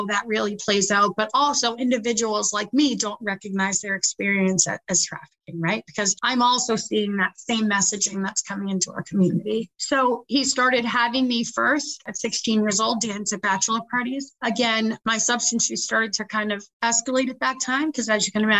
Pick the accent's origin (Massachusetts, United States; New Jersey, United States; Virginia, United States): Massachusetts, United States; South Shore area; now in Worcester, United States; So I didn't actually grow up in Worcester. I'm from the South Shore area. And growing up, my mother was really sick